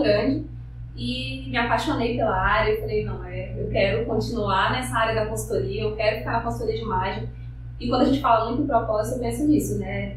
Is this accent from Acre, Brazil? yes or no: yes; Brasiléia, Acre, Brazil; also born or lived in Rio Branco; eu nasci em Brasileia, né, que, aqui no Alto Acre. Uhum. É, morei lá até os meus 17